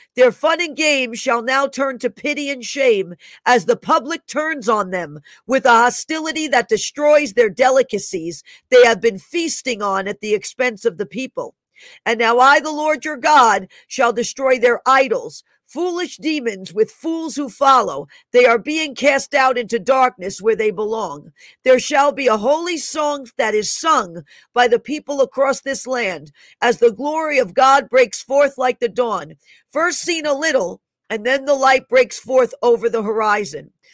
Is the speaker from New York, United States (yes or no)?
yes; New York City, New York, United States; moved away; I was born in Einstein Hospital in the Bronx. I lived there almost half of my life. I lived in that area